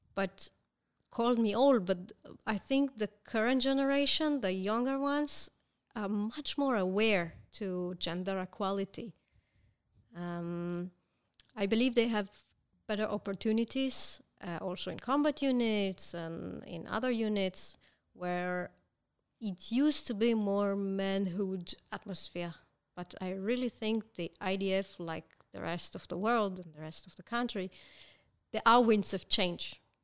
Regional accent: Israel; I was born here

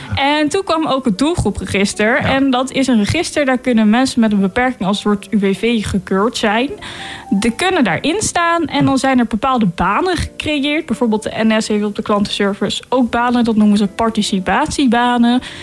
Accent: Delft, South Holland, Netherlands; ik kom uit Delft

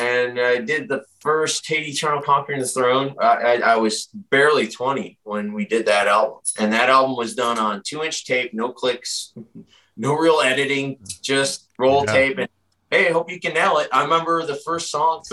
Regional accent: Rochester, New York, United States; We grew up together and we're both from Rochester, New York

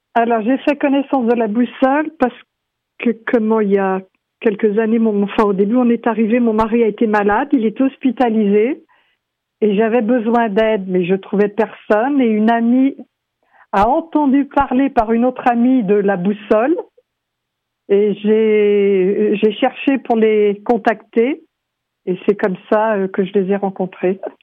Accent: France; moved away as an adult; now in Vancouver, Canada; je suis française, et euh, arrivée à Vancouver

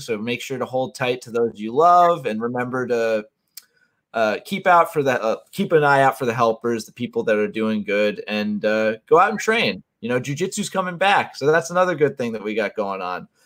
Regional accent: Connecticut, United States; moved away as an adult; now in South Jersey, United States; I grew up in Connecticut

